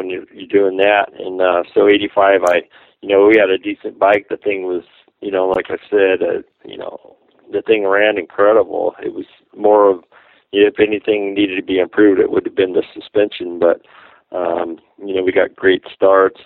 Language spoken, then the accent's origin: English; SoCal, California, United States; I grew up out here in SoCal.